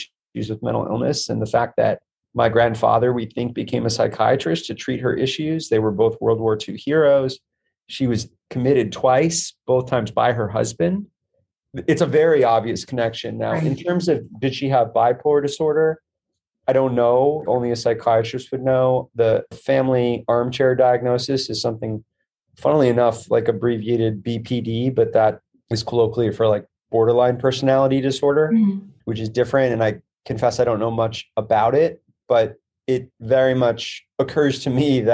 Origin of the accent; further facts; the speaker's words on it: Midwest, United States; where I'm from in the Midwest